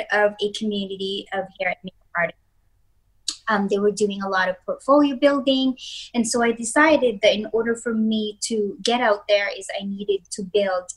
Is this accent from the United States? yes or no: no; Philippines; I'm also from the Philippines